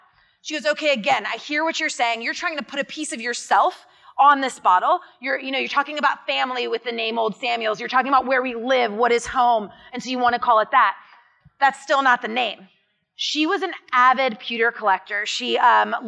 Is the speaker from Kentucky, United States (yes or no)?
yes; Kentucky, United States; I grew up born and raised in Kentucky